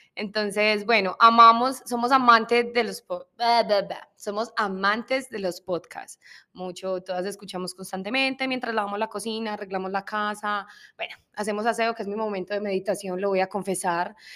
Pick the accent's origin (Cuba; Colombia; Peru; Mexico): Colombia; en mi cultura, somos colombianas